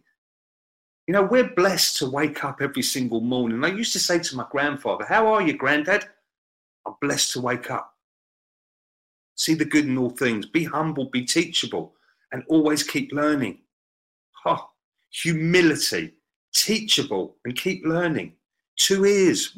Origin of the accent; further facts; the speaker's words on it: England, United Kingdom; Being an Englishman